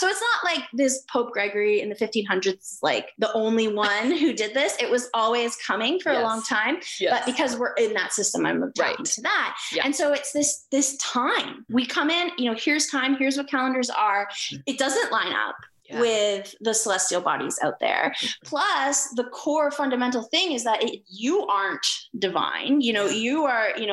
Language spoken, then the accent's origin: English; Canada; I'm Canadian